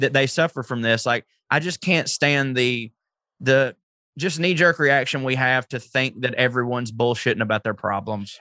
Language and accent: English; the South, United States; I'm from the South